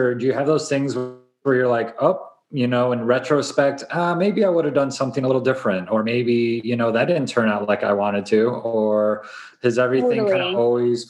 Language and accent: English; Midwest, United States; Because I grew up in the Midwest, you know, so I'm like, I grew up seeing like superstars and magazines